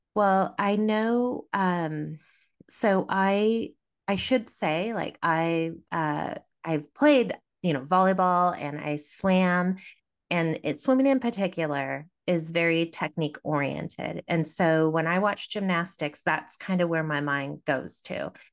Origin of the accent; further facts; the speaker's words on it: Davis, California, United States; I grew up in Davis, California